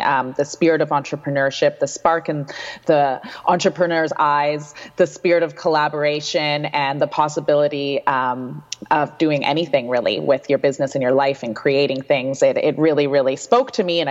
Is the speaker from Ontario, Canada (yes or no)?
no; Vancouver, British Columbia, Canada; moved away as an adult; also born or lived in Victoria / Ottawa; I'm born and raised in Vancouver. I went to Kitsilano High School